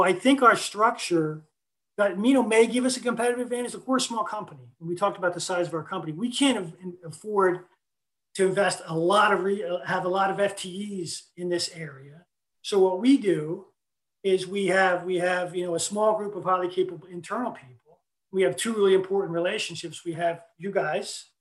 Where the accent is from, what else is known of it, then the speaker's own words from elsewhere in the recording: Stone Harbor, New Jersey, United States; Stone Harbor is my hometown